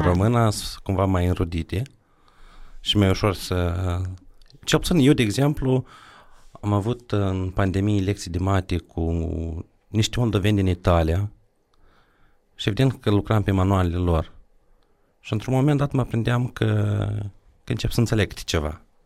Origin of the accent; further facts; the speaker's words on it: Drochia, Moldova; eu la Drochea